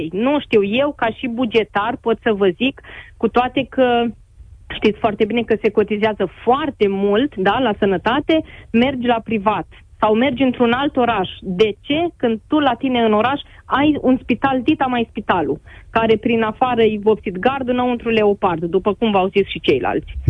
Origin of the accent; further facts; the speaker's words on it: a village near Oradea, Bihor County, Romania; în primăria din satul de unde sunt eu